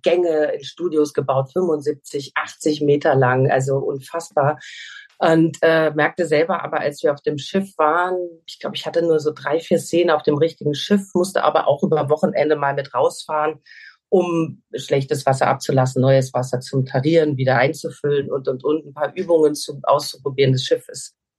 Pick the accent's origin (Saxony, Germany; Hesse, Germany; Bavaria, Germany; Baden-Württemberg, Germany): Hesse, Germany; moved away as an adult; now in Portugal; Ich komme auch aus Hessen